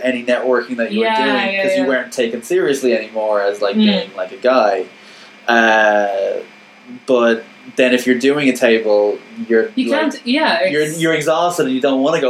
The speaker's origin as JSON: {"language": "English", "country": "Ireland"}